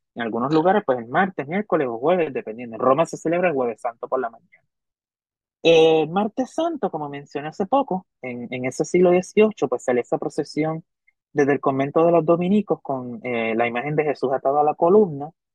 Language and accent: Spanish; Hormigueros, Puerto Rico; en Hormigueros, la Que es mi pueblo